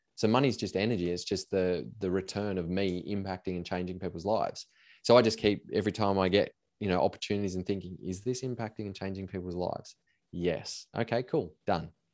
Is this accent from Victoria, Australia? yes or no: no; Cobar, New South Wales, Australia; I grew up in Cobar in a small country town in Western New South Wales